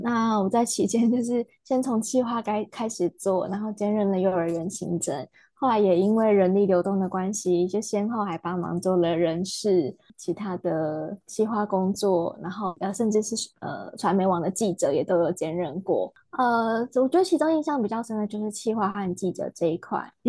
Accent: Pingtung County, Taiwan; also born or lived in Changhua / Taipei; now in Lanyu, Taiwan; 我是从在屏东长大的彰化人，但是后来在台北生活工，跟工作比较长的时间，目前是移居到东部来居住。

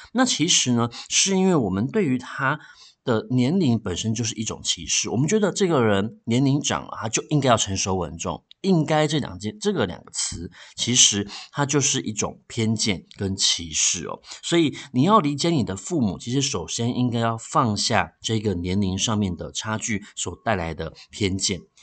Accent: Taiwan; 我们台湾话里面呢，有一句话叫做，呃，“老大郎拎阿醒哦。”

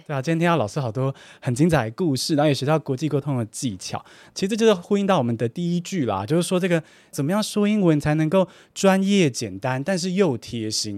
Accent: Taiwan; 我身为我在台湾长大的学生

